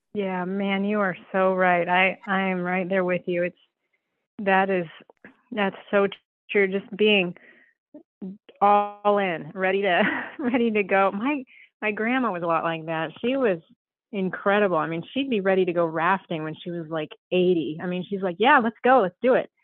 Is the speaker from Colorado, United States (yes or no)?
yes; Southern Colorado, United States; I was born and raised in Southern Colorado and very much in ranching community and lifestyle